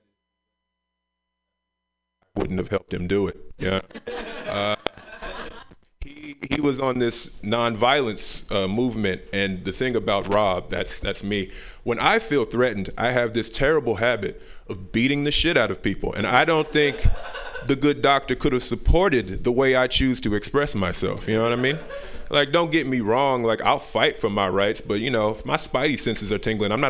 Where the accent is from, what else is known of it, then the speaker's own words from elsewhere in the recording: the South, United States; I'm from the South